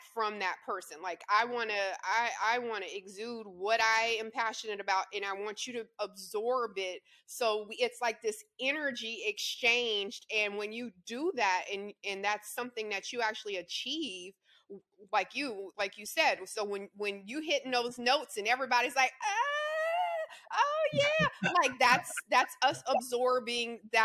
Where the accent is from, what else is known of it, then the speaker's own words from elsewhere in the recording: Louisiana, United States; I grew up in the South too, Louisiana, born and raised